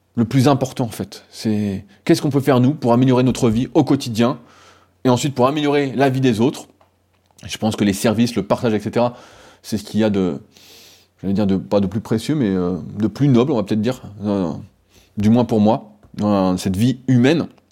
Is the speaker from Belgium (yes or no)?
no; France; nous en tant que Français